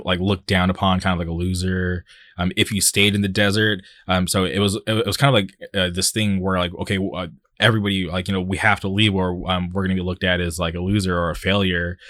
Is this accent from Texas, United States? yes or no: no; Palm Springs, California, United States; moved away as an adult; also born or lived in Orange County; I grew up in the Palm Springs area, lived there till I was, uh, twenty-one, and then I moved to Orange County